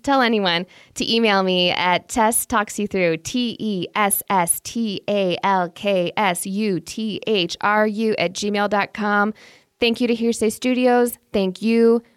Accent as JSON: {"language": "English", "region": "Indiana", "country": "United States", "tie": "born or raised there", "moved": "yes", "lives_now": "Michigan, United States", "said": "since I was raised in Indiana and now live in Michigan, I am thoroughly Midwestern"}